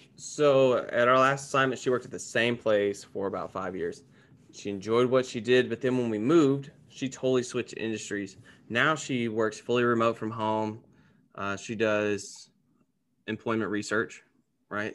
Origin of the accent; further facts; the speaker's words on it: Gallatin, Tennessee, United States; moved away as an adult; now in Dallas-Fort Worth, United States; I'm originally from Gallatin, Tennessee, which is a little subset of Nashville